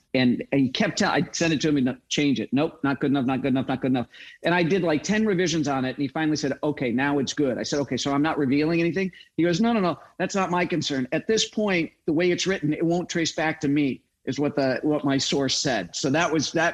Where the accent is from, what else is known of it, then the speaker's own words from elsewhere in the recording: Chicago, Illinois, United States; moved away; also born or lived in Utah; I grew up in Chicago